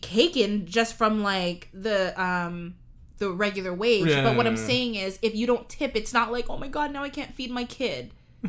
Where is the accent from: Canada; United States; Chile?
Canada; We're Canadians.